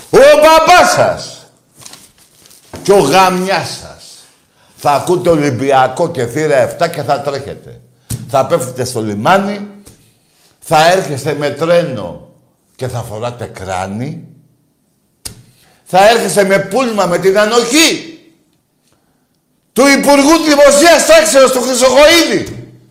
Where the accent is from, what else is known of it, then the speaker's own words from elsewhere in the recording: Greece; Είναι τιμή μου που είμαι Ολυμπιακός. Και τιμή μου που είμαι Έλληνας.